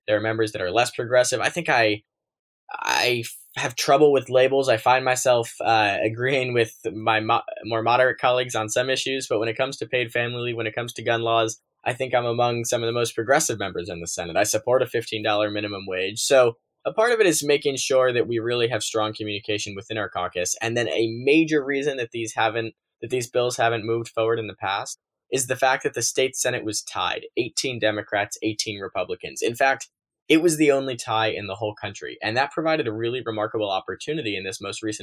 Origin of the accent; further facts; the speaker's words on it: Westport, Connecticut, United States; I grew up in Westport, Connecticut, and I made a decision that not a lot of other people my age make, and that's to come back to Connecticut after I graduated from college